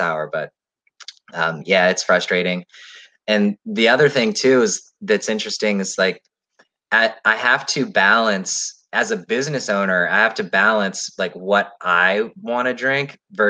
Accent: Maryland, United States; we're all born and raised in Maryland

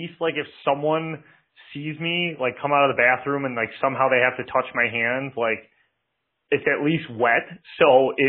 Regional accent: Detroit, Michigan, United States; I'm from Detroit.

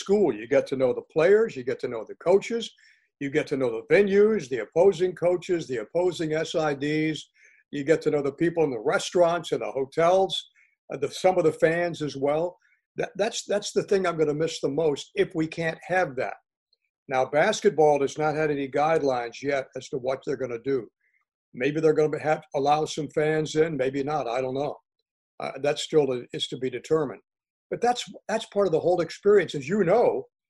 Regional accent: Miami, Florida, United States; moved away; my home state

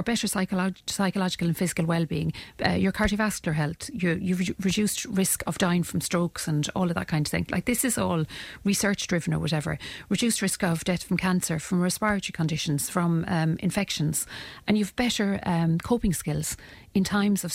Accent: Ireland; as Irish people

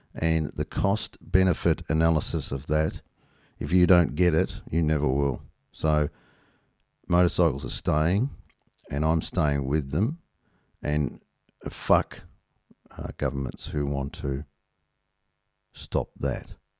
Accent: Australia; being Australian

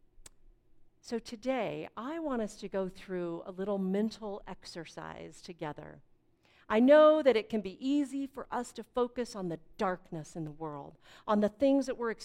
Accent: Fort Collins, Colorado, United States; I grew up in Fort Collins, which for those of you who don't know is just north of Denver on the Front Range

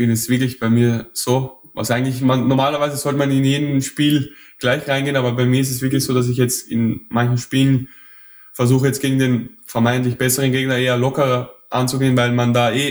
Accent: Mödling, Lower Austria, Austria; accent: Viennese; moved away as an adult; also born or lived in Vienna; aufgewachsen, aber immer in Wien in die Schule gegangen. Das ist quasi in Niederösterreich, so am Rand von Wien

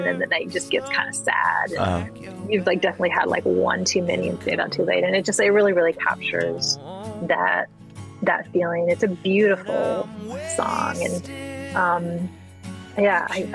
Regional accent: Indiana, United States; I'm from Indiana

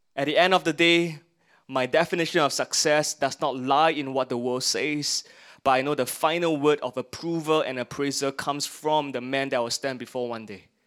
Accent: Singapore; we are Singaporeans. I'm glad I'm Singaporeans and I get the perks of being a Singaporean

